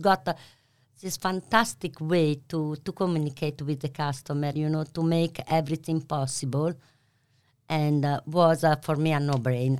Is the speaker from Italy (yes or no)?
yes; Bologna, Emilia-Romagna, Italy; English is a second language; moved away as an adult; now in Melbourne, Australia; I'm from Bologna.